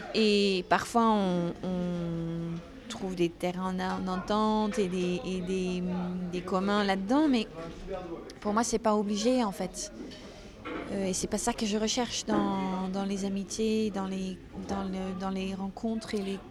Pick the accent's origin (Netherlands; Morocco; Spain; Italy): Netherlands; first language Dutch; French is a second language; moved away as an adult; also born or lived in United States; now in France; ça fait quand même 24 euh, ans que j'ai quitté les Pays-Bas